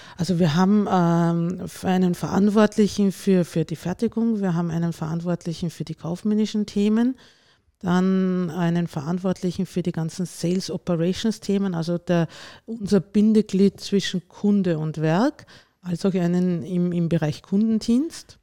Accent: Lower Austria, Austria; moved away as an adult; also born or lived in Vienna; now in Bischofshofen, Austria; Ursprünglich komme ich aus dem Ostösterreichischen, aus Niederösterreich, bin dort aufgewachsen

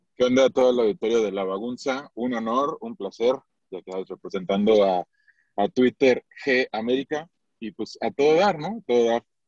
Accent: Michoacán, Mexico; yo soy de Michoacán

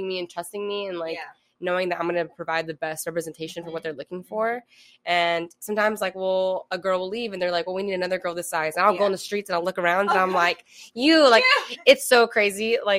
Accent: California, United States; also born or lived in San Francisco Bay Area / San Diego / Imperial Valley / Los Angeles; So like, I'm born and raised in California. I lived in the Bay, I lived in San Diego, I lived in Imperial Valley. I've lived LA.

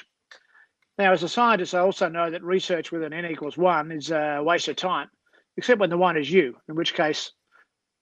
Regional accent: Australia; a South African and Australian

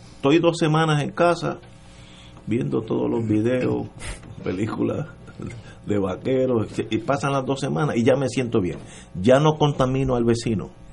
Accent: Puerto Rico; como somos puertorriqueños

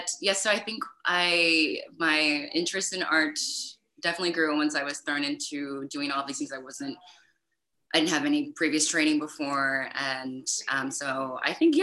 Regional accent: East Coast, United States; moved away as an adult; also born or lived in San Francisco, United States; now in Europe; I'm from the East Coast.

